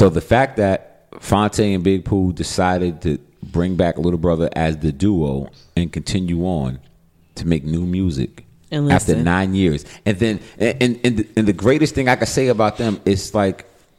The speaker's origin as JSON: {"language": "English", "town": "Bronx", "region": "New York", "country": "United States", "lives_now": "North Carolina, United States", "said": "I'm a New Yorker to the death. I am Bronx, New York. I am hip hop."}